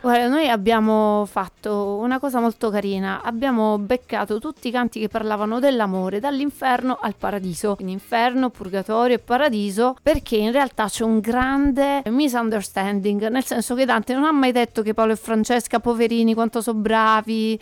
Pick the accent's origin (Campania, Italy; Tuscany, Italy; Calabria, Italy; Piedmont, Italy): Calabria, Italy; la Calabria, la mia terra